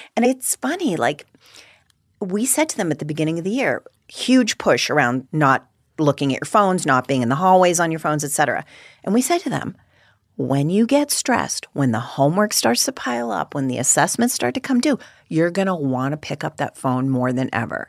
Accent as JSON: {"language": "English", "area": "outside of Boston", "region": "Massachusetts", "country": "United States", "tie": "born or raised there", "moved": "yes", "said": "I grew up outside of Boston"}